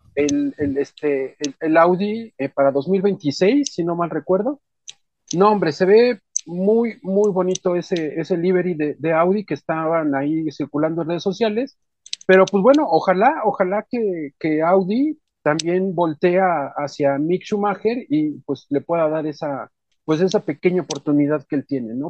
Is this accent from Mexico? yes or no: yes; Mexico; así somos todos los mexicanos